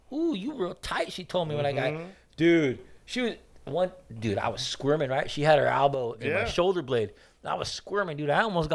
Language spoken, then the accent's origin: English; Garden Grove, California, United States; growing up in Garden Grove, dude, you got, you know, Asian guys, Mexican guys, black guys.